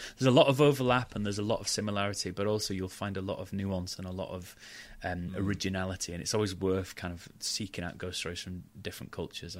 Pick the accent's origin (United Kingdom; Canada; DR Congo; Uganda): United Kingdom; Halifax, Yorkshire and the Humber; I grew up in Yorkshire